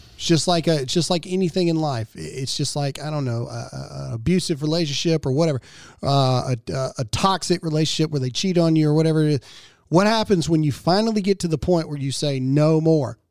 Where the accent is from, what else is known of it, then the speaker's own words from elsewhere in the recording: Mississippi, United States; Mississippi, my home state